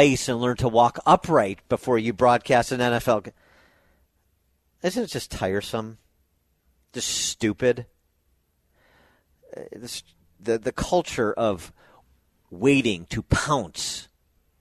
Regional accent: Chicago, Illinois, United States; I'm from Chicago

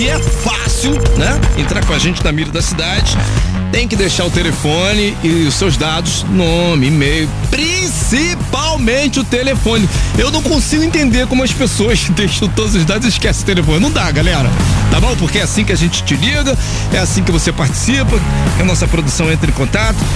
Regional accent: Rio de Janeiro, Brazil; Sou do Rio, do Rio.

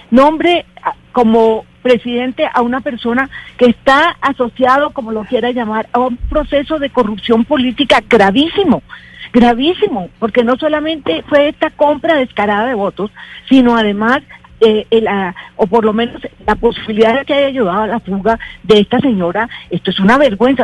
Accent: Barranquilla, Atlántico, Colombia; esa es mi tierra, esa es Barranquilla, esa es la costa

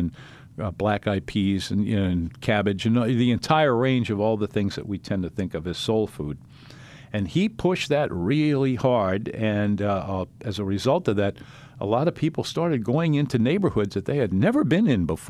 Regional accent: New Orleans, Louisiana, United States; I grew up in the Treme section, and so we were kind of in the middle of all of that, and it all seemed normal to us, and it was.

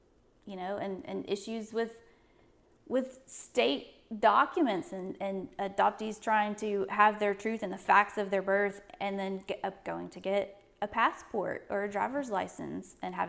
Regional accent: Norfolk, Virginia, United States; born there; I was born in Norfolk, Virginia.

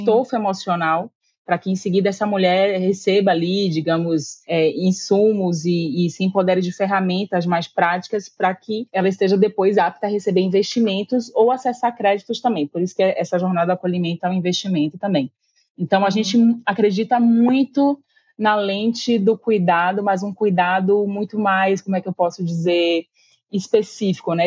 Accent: Salvador, Bahia, Brazil; eu sou daqui de Salvador

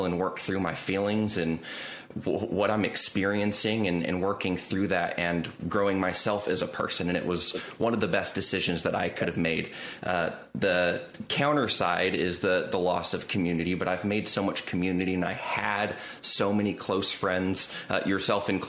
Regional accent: Southern California, United States; moved away; growing up in SoCal

